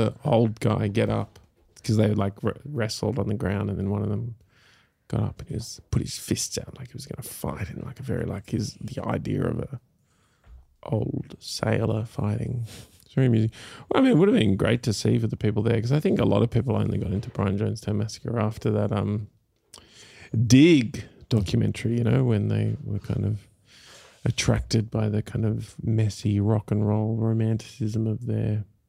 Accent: Kuala Lumpur, Federal Territory of Kuala Lumpur, Malaysia; Then we grew up mainly in Kuala Lumpur and I went to an international school there. So kind of my accent is kind of like an amalgamation of influences from all those places.

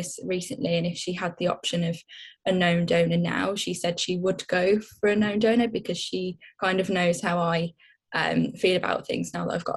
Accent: Birmingham, West Midlands, United Kingdom; now in London, United Kingdom; I'm originally from Birmingham, but I'm now living in London.

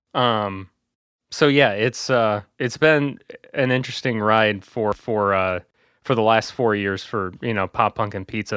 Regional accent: Bourbonnais, Illinois, United States; I work at a, a small, uh, radio station company in my hometown area of Bourbon A, Illinois

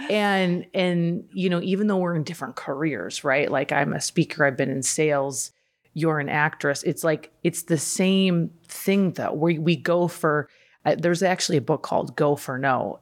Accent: Midwest, United States; moved away; I grew up in the Midwest.

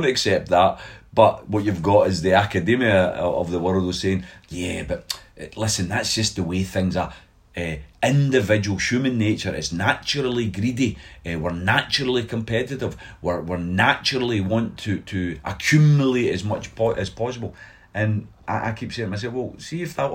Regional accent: Glasgow, Scotland, United Kingdom; also born or lived in Govan, Glasgow; I moved to Pollock when I was 2 years of age. So I was born in Govan.

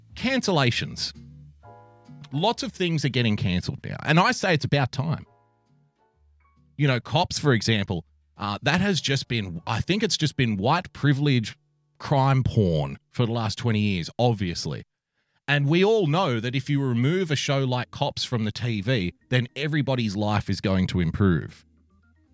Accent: Australia; I'm an Australian

